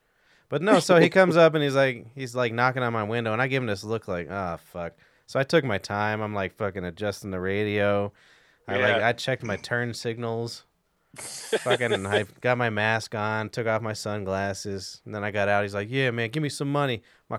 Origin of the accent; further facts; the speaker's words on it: Scotland, United Kingdom; I grew up with him. I grew up with him in East Scotland.